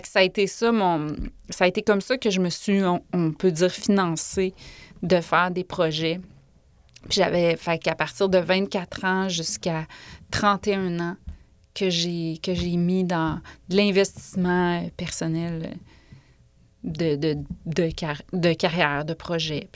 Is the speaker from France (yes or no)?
no; Quebec City, Quebec, Canada; also born or lived in Orsainville / Bourg-Royal; je suis née à Val-Bélair, qui est comme la ville que tout le monde rit de dans les radios